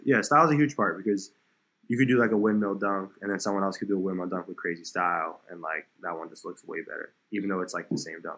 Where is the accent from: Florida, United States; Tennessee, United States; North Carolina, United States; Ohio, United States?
Florida, United States; South; also born or lived in New York; I grew up in South Florida, so I was born in New York, but I, my parents and I we moved down to South Florida about an hour from Miami uh, when I was like seven or eight